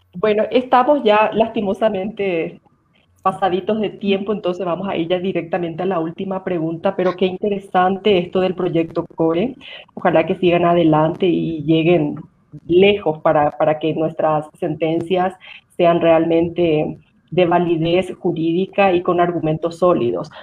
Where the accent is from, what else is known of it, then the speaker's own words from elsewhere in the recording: Paraguay; now in Quito, Ecuador; yo soy paraguaya y vivo en Quito